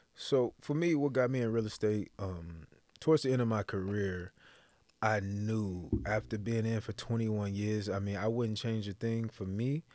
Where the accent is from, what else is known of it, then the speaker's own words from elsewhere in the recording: Texas, United States; moved away as an adult; originally I'm from Texas